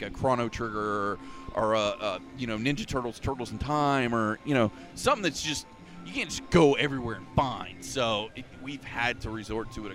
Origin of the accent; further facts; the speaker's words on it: Polk County, Florida, United States; I was born and raised in Polk County